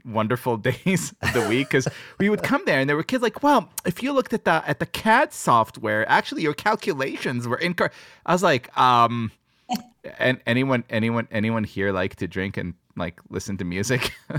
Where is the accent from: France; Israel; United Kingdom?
Israel; moved away; I grew up in Israel, where Ort were the schools where the smart people go